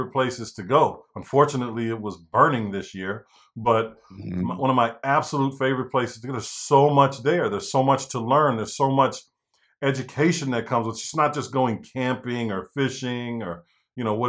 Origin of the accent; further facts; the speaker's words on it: St. Paul, Minnesota, United States; I'm from St. Paul